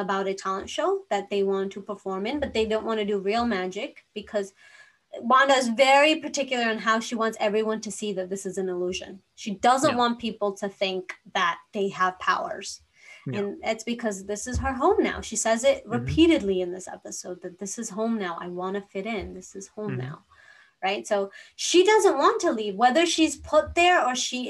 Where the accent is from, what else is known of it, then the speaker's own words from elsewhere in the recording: India; moved away; so I grew up in India